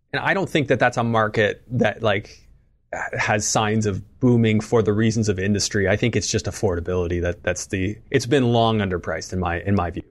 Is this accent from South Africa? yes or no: no; Canada; as a Canadian